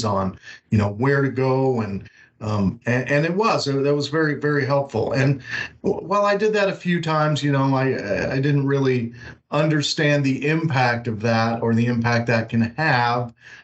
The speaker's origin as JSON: {"language": "English", "region": "Washington", "country": "United States", "tie": "born or raised there", "also_born_or_lived": "Spokane, Washington / Phoenix, Arizona / Atlanta, Georgia / Seattle, Washington", "moved": "as an adult", "lives_now": "Houston, United States", "said": "I moved back to my home state of Washington"}